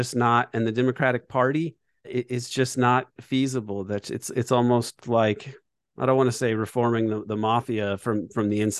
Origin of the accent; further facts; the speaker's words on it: Indiana, United States; I was growing up in Indiana